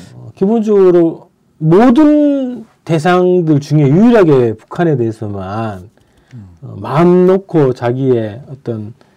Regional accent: Andong, North Gyeongsang, South Korea; 제가 그 고향이 안동이잖아요

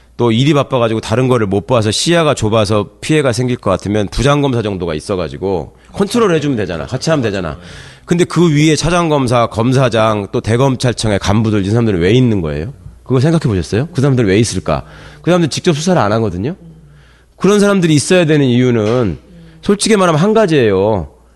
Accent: Jeonju, North Jeolla, South Korea; moved away; 제 고향이 고향이 전주인데

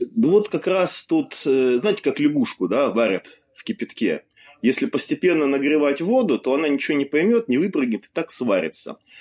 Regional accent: Siberia, Russia; moved away; Я вот родился в Сибири, поэтому Хакасская национальная республика, как там ее называют, была совсем рядом.

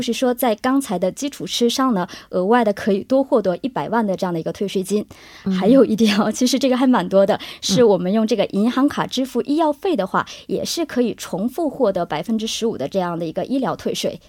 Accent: China; now in South Korea; 我们中国人的理解

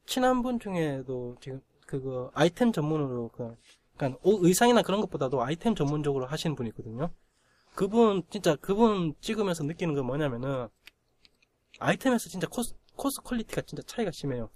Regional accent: Gyeongsang, South Korea; accent: Gyeongsang; 내가 경상도 촌놈이라고 확실히 느낌 온 게, 스, 스레딕 발음이 안 돼요

